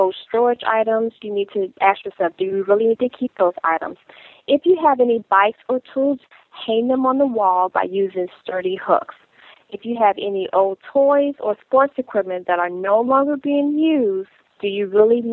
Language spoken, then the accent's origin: English; Chicago, Illinois, United States; now in Atlanta, United States; I'm from Chicago. And, you know, with the cold winters, we park in the garage.